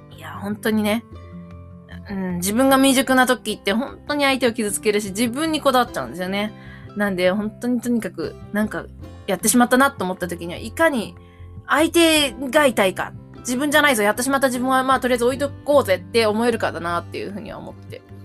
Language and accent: Japanese; Mie, Japan; moved away; 実は今日は三重県におります。私の実家なんですけれども